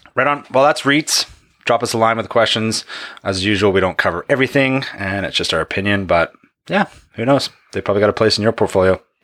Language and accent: English; Canada; I'm a Canadian.